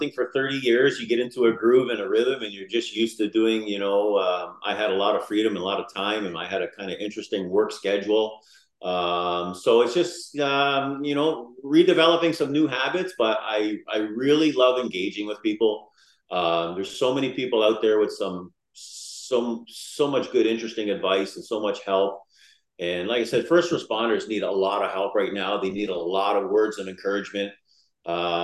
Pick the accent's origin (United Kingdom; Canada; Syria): Canada; Niagara Falls, Ontario; I was born and raised in Niagara Falls.